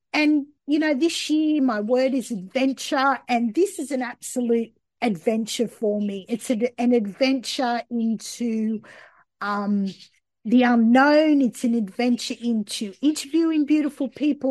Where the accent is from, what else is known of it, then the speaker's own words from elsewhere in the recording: Australia; I grew up here in Australia